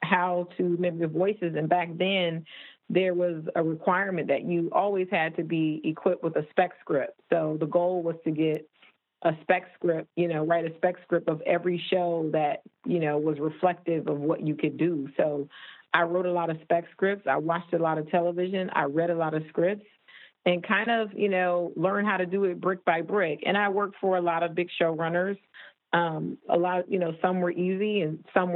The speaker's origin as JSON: {"language": "English", "town": "Toledo", "region": "Ohio", "country": "United States", "also_born_or_lived": "Michigan / Chicago", "moved": "as an adult", "lives_now": "Los Angeles, United States", "said": "I'm from Toledo, Ohio, and went to school in Michigan"}